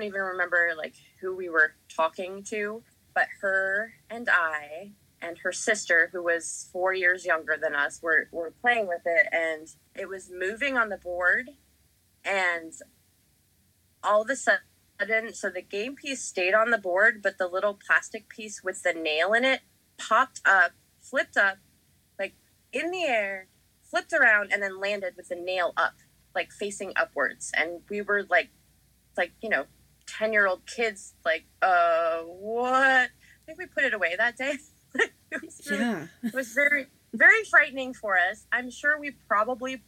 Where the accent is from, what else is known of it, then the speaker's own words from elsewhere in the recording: Denver, Colorado, United States; We grew up in Denver